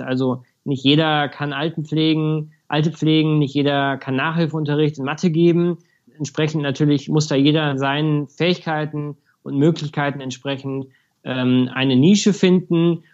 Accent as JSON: {"language": "German", "town": "Munich", "region": "Bavaria", "country": "Germany", "tie": "born or raised there", "said": "München ist meine Heimat natürlich mhm. und der Ort, an dem ich lebe."}